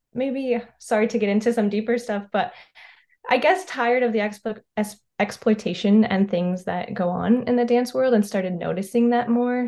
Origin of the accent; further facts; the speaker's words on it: North Carolina, United States; moved away as an adult; also born or lived in Ohio / Rochester, New York / Montgomery, Alabama / Chicago, Illinois; I was born in Ohio. I grew up in North Carolina.